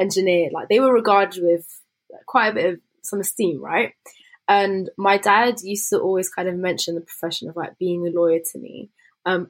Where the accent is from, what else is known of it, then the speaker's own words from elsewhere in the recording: Slough, South East England, United Kingdom; In Slough, so just outside of London. Slough.